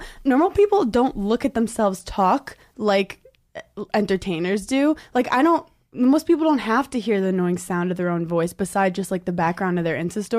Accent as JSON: {"language": "English", "town": "New York City", "region": "New York", "country": "United States", "tie": "born or raised there", "also_born_or_lived": "Wisconsin", "said": "I grew up in Brooklyn where like my school was 30% white."}